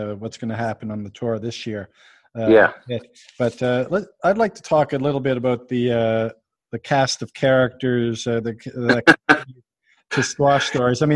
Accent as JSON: {"language": "English", "region": "Nova Scotia", "country": "Canada", "said": "I'm from Nova Scotia"}